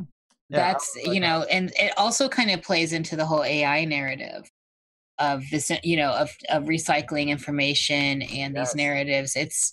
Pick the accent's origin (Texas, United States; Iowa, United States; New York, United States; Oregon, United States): Iowa, United States; I'm from Iowa.